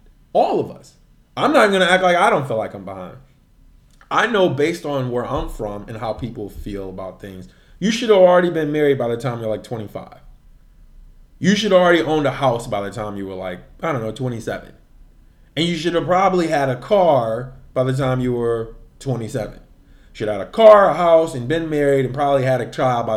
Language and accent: English; Midwest, United States; being from the Midwest